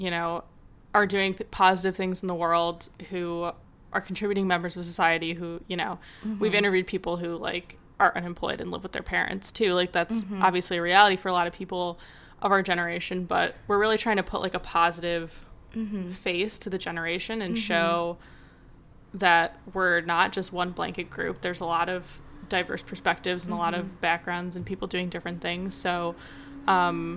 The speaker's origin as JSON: {"language": "English", "region": "Midwest", "country": "United States", "tie": "born or raised there", "moved": "yes", "lives_now": "New York, United States", "said": "I grew up in the Midwest"}